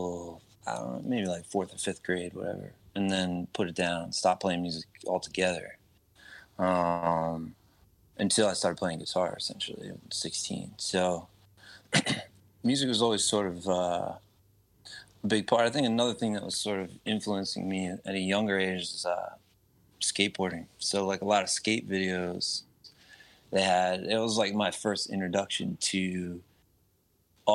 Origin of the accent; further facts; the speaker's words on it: West Chester, Pennsylvania, United States; moved away as an adult; now in New York, United States; So I'm from the Philadelphia area, Westchester, Pennsylvania. And at the time when I was growing up, it was definitely more suburban and rural than it is now